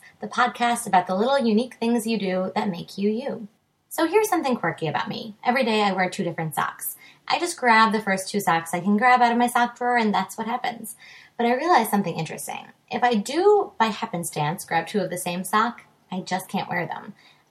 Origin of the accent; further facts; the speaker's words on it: Long Island, New York, United States; One small disclaimer. We're both from Long Island, so you might hear some passionate slamming of tables.